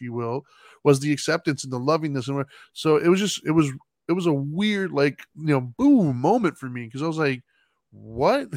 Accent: United States; I'm an American standing in an American country where we're mostly Christian

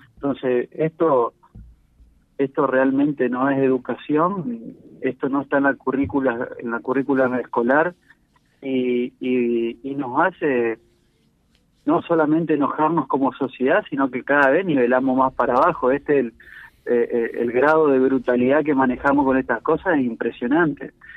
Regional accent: Argentina; como argentinos

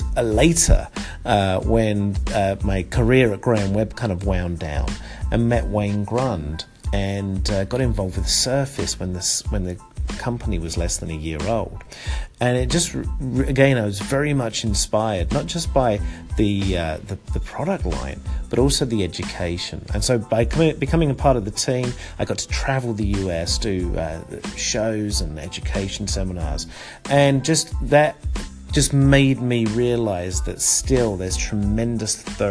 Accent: London, United Kingdom; moved away as an adult; also born or lived in Connecticut; now in United States; growing up in Southeast London

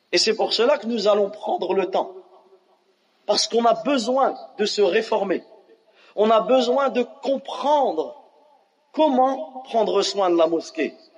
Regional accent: France; on a grandi en France

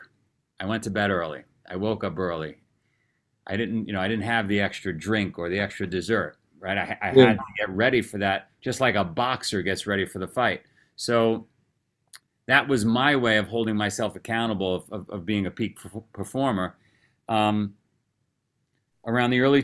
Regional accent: New York City, New York, United States; moved away as an adult; also born or lived in Vermont; I grew up in Queens, New York.

